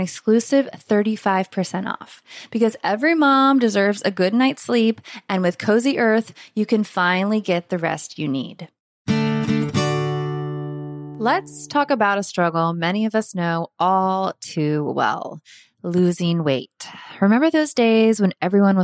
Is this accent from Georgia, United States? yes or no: no; Florida, United States; now in Costa Rica; our Florida winters were like 60